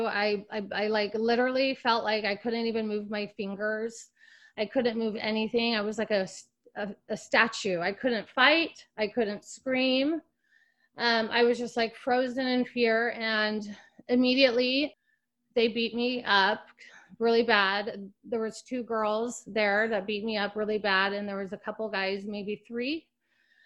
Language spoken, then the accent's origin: English; Salt Lake City, Utah, United States; moved away as an adult; also born or lived in Los Angeles; I grew up in Salt Lake City